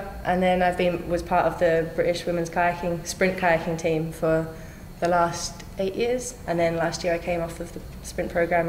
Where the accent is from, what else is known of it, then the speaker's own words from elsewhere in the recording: Brisbane, Queensland, Australia; moved away as an adult; also born or lived in Melbourne, Australia; Grew up in the country. So Brisbane is where I grew up until I was 18.